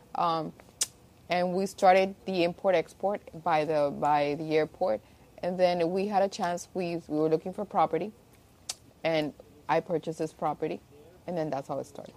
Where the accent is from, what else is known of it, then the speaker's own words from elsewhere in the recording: Miami, Florida, United States; also born or lived in Havana, Cuba / Spain; I was born in Cuba, Havana, and from there I left when I was 4 to Spain and I actually went to school in Spain, grew up there and we actually moved here as immigrants in um, when I was turning 9 mm-hmm. and ever since I lived in Miami